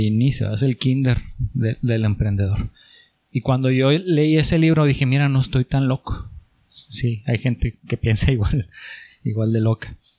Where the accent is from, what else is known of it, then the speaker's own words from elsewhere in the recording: Chihuahua, Mexico; moved away as an adult; also born or lived in Monterrey; no me veía en Monterrey toda mi vida, soy, soy de Chihuahua